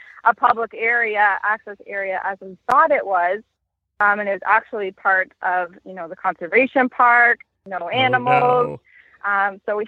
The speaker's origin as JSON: {"language": "English", "area": "Lake Huron", "region": "Ontario", "country": "Canada", "tie": "born or raised there", "said": "my hometown is on Lake Huron"}